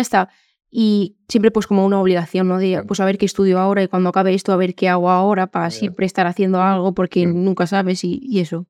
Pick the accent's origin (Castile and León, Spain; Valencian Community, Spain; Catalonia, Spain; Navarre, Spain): Valencian Community, Spain; Valencia area village; el que me he criado la otra mitad de mi vida